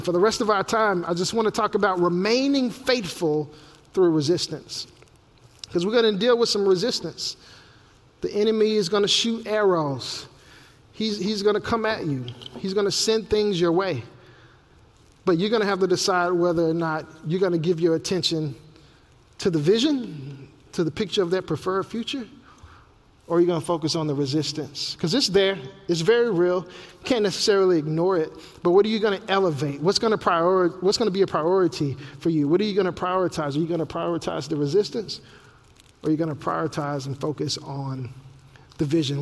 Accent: Memphis, Tennessee, United States; my hometown of Memphis, Tennessee

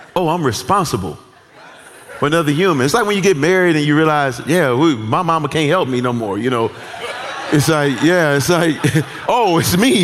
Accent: United States; as American citizens

